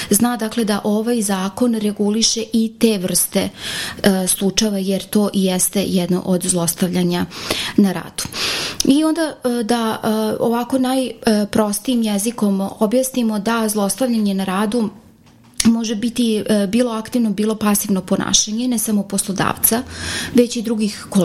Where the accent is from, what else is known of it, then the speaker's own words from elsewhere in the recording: Serbia; ovde kod nas u Srbiji